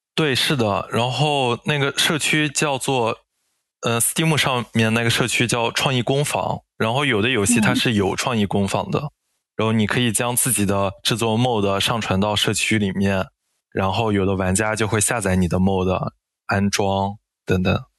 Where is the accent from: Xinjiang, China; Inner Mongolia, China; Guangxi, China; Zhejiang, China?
Inner Mongolia, China; moved away; also born or lived in Dalian; 我是来自内蒙古，我是一名工作三年半的前端程序员，我是在二零二零年毕业于大连理工大学